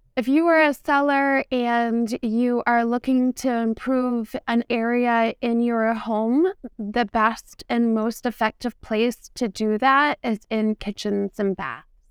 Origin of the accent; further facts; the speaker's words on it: New Castle, New Hampshire, United States; I grew up in Newcastle, New Hampshire, and it's a historical town by the water